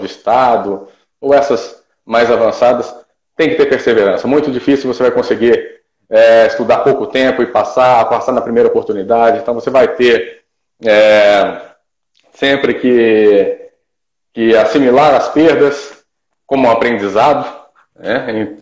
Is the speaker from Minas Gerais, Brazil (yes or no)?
yes; Ipatinga, Minas Gerais, Brazil; moved away as an adult; also born or lived in Viçosa, Minas Gerais / Santa Catarina; voltei para minha cidade natal, que é Ipatinga, Minas Gerais